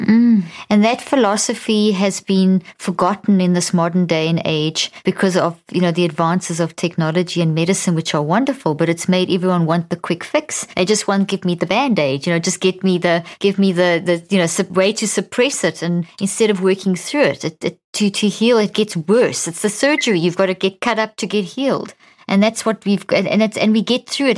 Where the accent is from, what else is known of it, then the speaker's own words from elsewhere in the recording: South Africa; also born or lived in Zimbabwe / America; now in United States; I'm Irish Italian background, born in Zimbabwe, grew up in South Africa